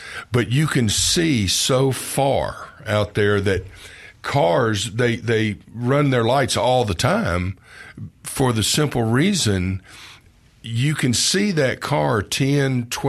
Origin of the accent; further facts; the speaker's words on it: Memphis, Tennessee, United States; I'm from Memphis, so I have family still in South Haven.